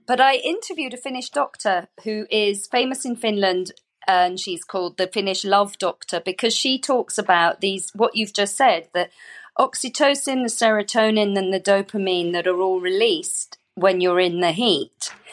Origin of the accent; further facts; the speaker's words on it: United Kingdom; I'm British. I did not grow up with the sauna